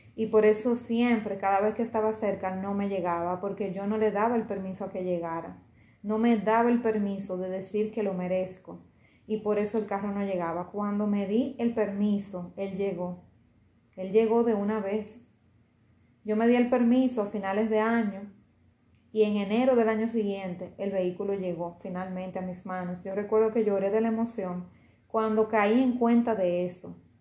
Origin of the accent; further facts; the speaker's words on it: Dominican Republic; aquí en RD, en mi país